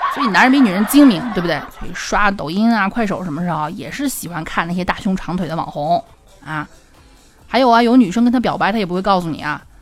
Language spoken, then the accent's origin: Chinese; Xi'an, Shaanxi, China; accent: Xi'an dialect; 我们西安话